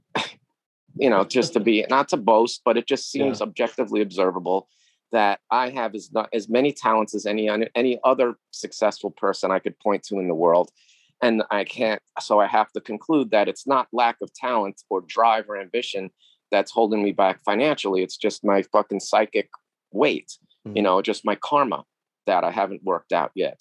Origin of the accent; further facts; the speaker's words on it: New York City, New York, United States; I grew up in New York in the 70s and 80s